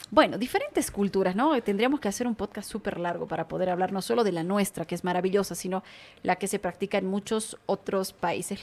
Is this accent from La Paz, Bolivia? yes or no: no; Tarija, Bolivia; Yo que vengo de Tarija